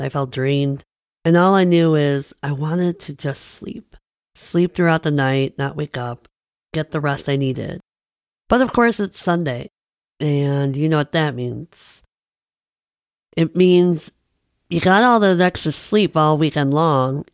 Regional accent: Midwest, United States; I'm a Midwesterner

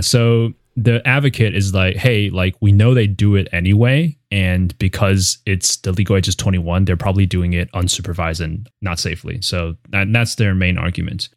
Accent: Taiwan; moved away; I grew up in Taiwan

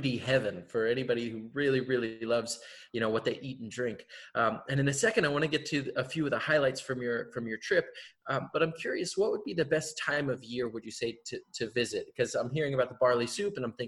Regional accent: California, United States; I am from California

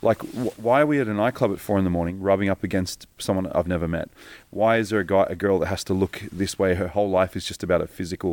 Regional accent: Geelong, Victoria, Australia; moved away; also born or lived in Africa; I was brought up in Geelong, Victoria

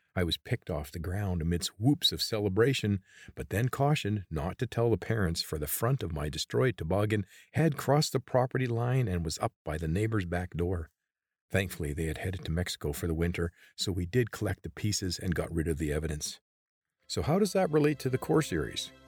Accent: Creston, British Columbia, Canada; I grew up in Creston, British Columbia

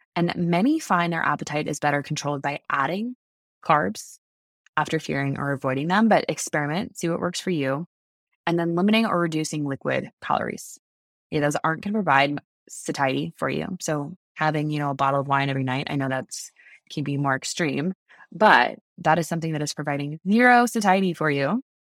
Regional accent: United States; I'm American

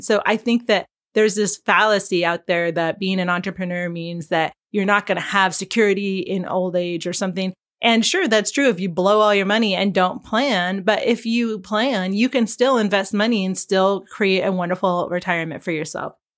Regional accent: Pacific Northwest, United States; now in Landers, California, United States; we grew up in the Pacific Northwest, where, of course, everything is very green

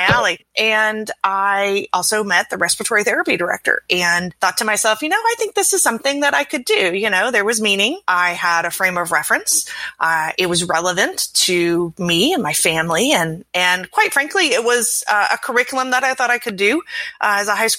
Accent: Southern Illinois, United States; I grew up in Southern Illinois, not Chicago, very Southern Illinois.

